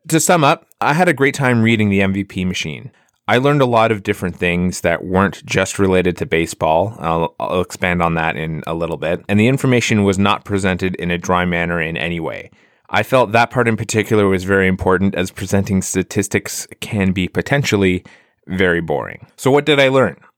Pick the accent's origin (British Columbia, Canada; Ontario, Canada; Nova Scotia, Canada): Ontario, Canada; Ottawa; the Ottawa Champions here in, uh, in my hometown